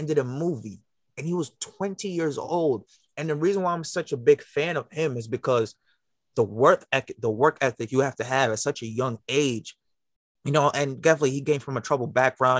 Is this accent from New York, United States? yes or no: yes; New York City, New York, United States; now in Long Island, United States; I'm from Brooklyn as well